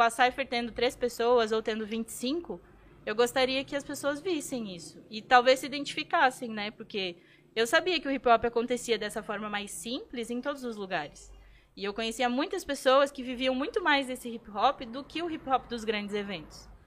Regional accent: São Borja, Rio Grande do Sul, Brazil; Ah, São Borja fica no, no oeste do Rio Grande do Sul. É o interior interiorzaço. É, é na fronteira com a Argentina.

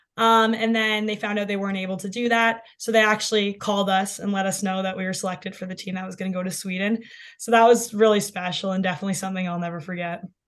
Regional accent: London, Ontario, Canada; growing up in London

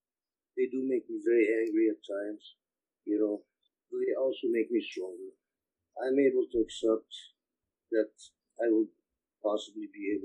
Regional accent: Ramallah, West Bank, Palestine; born there; I was born in Ramallah, Palestine. My family comes from a village called Beit Duku, not too far from Ramallah in Palestine. I lived through the 1967 war at the age of six

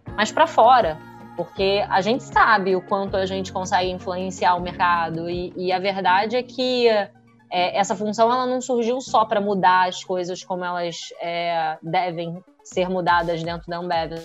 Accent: Rio de Janeiro, Brazil; sou do Rio

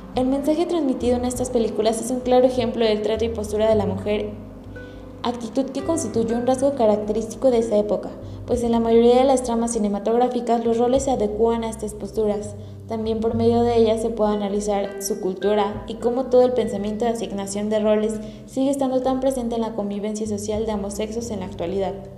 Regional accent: Mexico

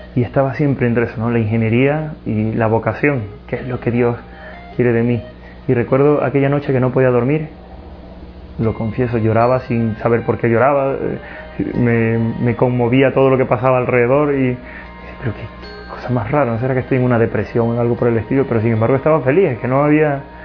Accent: Ecuador; moved away; also born or lived in Spain; Soy natural de Ecuador

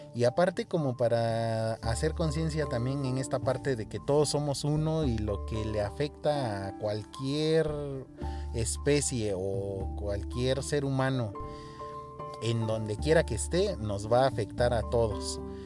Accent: Oaxaca, Mexico; soy artista plástico oaxaqueño, de, radico aquí en el estado de Oaxaca, México

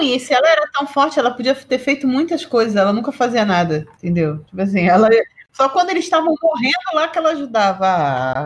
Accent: Brazil; a gente é brasileiro

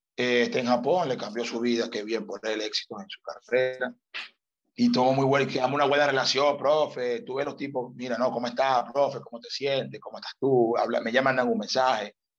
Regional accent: Venezuela; moved away as an adult; also born or lived in Malta; A nosotros como venezolanos nos cuesta trabajar

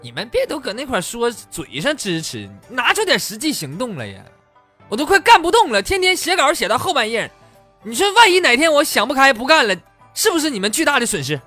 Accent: Northeast China, China; 作为一个东北人呐，我这个粤语实在是不太标准啊

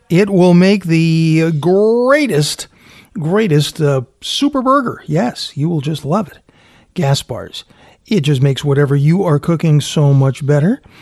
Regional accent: Fall River, Massachusetts, United States; Being Portuguese from Fall River, my Portuguese grandparents owned a restaurant there for 30 years.

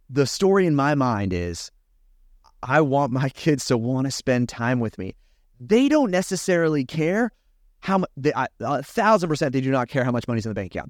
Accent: California, United States; I grew up in California.

